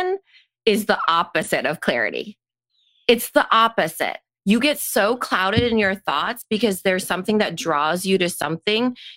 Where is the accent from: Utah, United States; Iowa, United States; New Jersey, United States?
Iowa, United States; Storm Lake; I grew up in Storm Lake along a lake